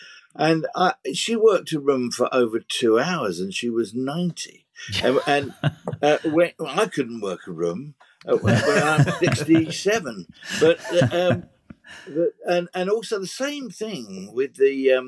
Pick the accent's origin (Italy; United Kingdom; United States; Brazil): United Kingdom; And being British, of course, we didn't run out of pims. We ran out of tea.